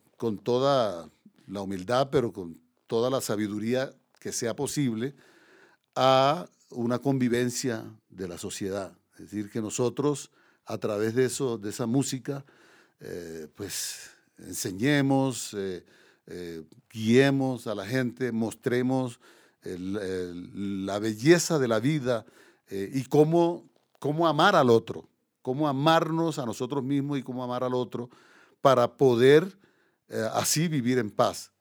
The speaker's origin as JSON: {"language": "Spanish", "region": "Córdoba", "country": "Colombia", "tie": "born or raised there", "also_born_or_lived": "Paris, France", "moved": "as an adult", "said": "de Córdoba, digamos la región donde yo nací"}